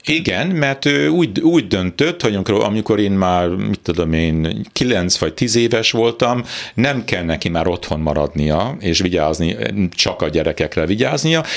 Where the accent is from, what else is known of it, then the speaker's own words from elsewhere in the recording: Edmonton, Alberta, Canada; moved away as an adult; also born or lived in Toronto / Northern Ontario / New York / Budapest; én úgy Edmontonban nevelkedtem, Torontóban születtem, Edmontonban nevelkedtem főleg